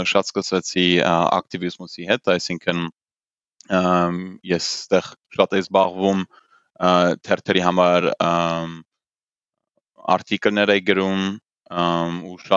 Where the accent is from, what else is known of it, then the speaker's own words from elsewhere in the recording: England, United Kingdom; also born or lived in Germany; ես Գերմանիա ու Անգլիայում եմ մեծացել, այսինքն դպրոցը ու համալսարանը ավարտել եմ Անգլիայում